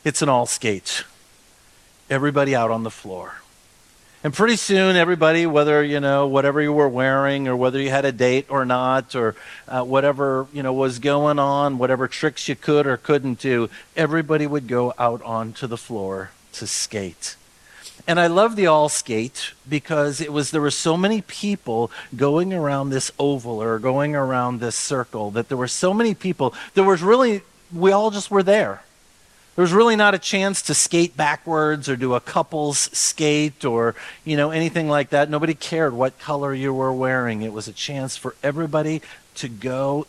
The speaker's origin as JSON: {"language": "English", "town": "Austin", "region": "Minnesota", "country": "United States", "tie": "born or raised there", "said": "when I was growing up in Austin, Minnesota"}